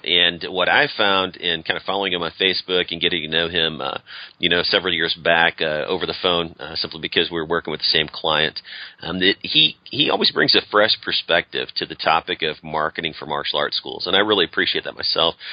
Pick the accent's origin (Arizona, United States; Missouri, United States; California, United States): Missouri, United States; St. Louis; now in Austin, United States; I grew up around St. Louis